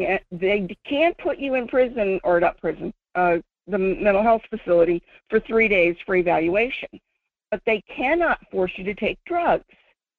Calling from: Fairbanks, Alaska, United States; from Fairbanks.

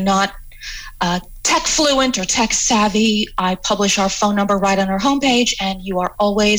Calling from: Las Vegas, Nevada, United States; I'm in Las Vegas.

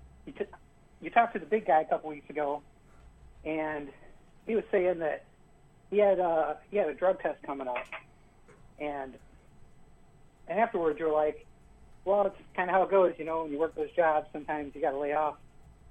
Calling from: Milwaukee, Wisconsin, United States; calling from the Milwaukee area

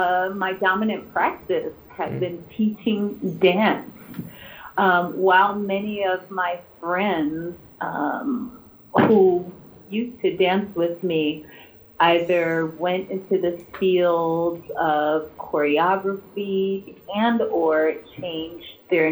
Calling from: Chicago, Illinois, United States; I'm calling from Chi City, the Midwest, Chicago.

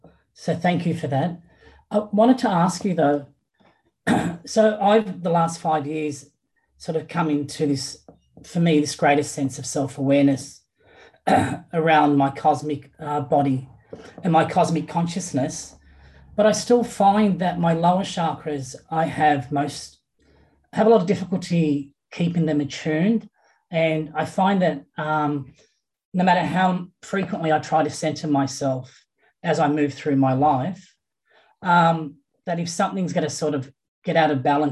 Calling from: Sydney, New South Wales, Australia; My accent would indicate I'm calling from Sydney in Australia.

